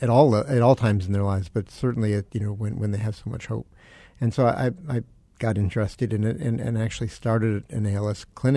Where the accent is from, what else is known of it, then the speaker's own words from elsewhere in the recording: Chicago, Illinois, United States; moved away as an adult; also born or lived in Boston / Syracuse, New York; now in Arizona, United States; I'm from Chicago. I went to Boston for my neurology residency training.